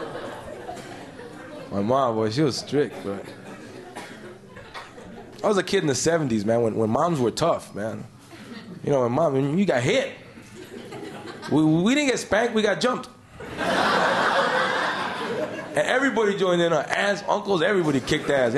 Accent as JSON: {"language": "English", "town": "Los Angeles", "region": "California", "country": "United States", "tie": "born or raised there", "also_born_or_lived": "Mexico", "said": "I grew up in East LA as a kid, man. My mom came here with like three kids, snuck in fair and square."}